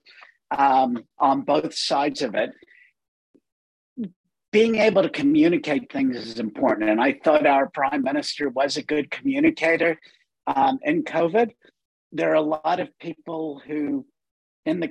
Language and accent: English; United States; moved away; I'm not American anymore. I've given up my American citizenship